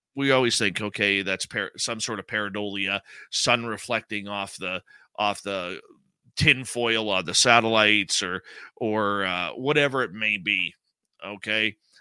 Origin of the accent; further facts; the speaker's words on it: Abbotsford, British Columbia, Canada; I grew up in Abbotsford, British Columbia